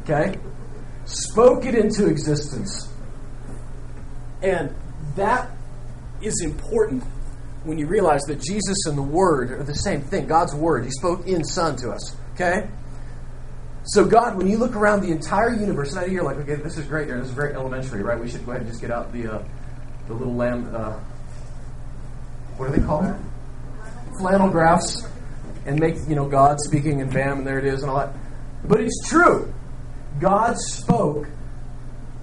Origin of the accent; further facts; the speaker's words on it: Nebraska, United States; I grew up in Nebraska